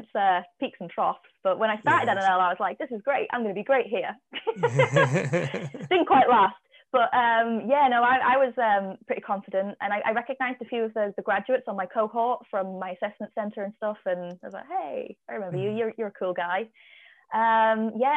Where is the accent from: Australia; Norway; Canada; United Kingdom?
United Kingdom; Cumbria, North West England; growing up in Cumbria